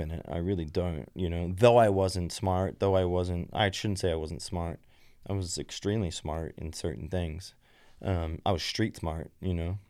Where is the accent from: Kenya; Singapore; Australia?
Australia; moved away as an adult; also born or lived in Belgium; I grew up in West Wazan